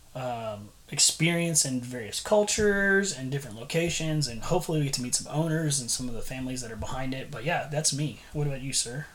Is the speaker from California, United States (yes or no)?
no; San Antonio, Texas, United States; moved away as an adult; now in Bryan, United States; originally grew up in San Antonio, but now when I go places, I tell them, "Hey, I'm from Bryan